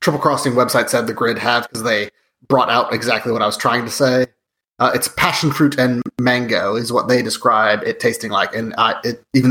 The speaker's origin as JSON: {"language": "English", "region": "Midwest", "country": "United States", "said": "I'm also from the Midwest"}